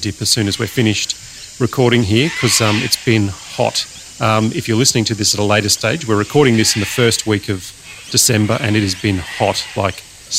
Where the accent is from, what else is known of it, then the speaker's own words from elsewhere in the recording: Brisbane, Queensland, Australia; I grew up in the Gap. In fact, it's a bit like coming home. So I went to school at the Gap State School and also the Gap High School.